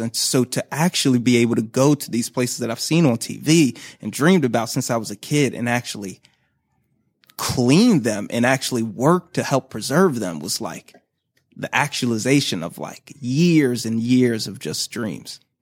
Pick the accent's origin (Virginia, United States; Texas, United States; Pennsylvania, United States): Pennsylvania, United States; Philadelphia; moved away as an adult; now in Baltimore, United States; I'm from Philly. And so I worked at my home zoo